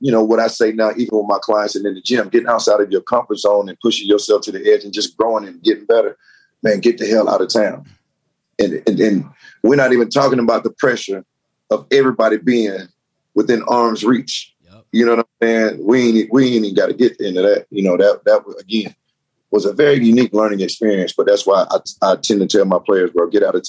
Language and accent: English; Atlanta, Georgia, United States; me being in Atlanta, being in my hometown